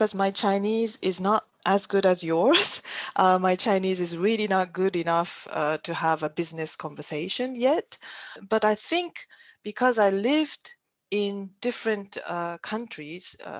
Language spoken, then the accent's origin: English; Japan; also born or lived in Germany; now in China; I'm Japanese